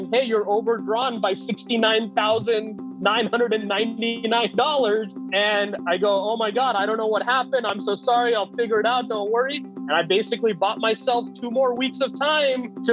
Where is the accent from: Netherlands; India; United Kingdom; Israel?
India; moved away as an adult; also born or lived in Los Angeles, United States; now in United States; I spent the first 9 years in LA and then the next 9 years in India until college when I came back